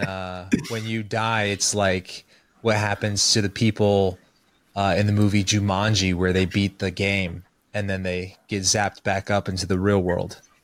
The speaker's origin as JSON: {"language": "English", "town": "Kansas City", "region": "Missouri", "country": "United States", "tie": "born or raised there"}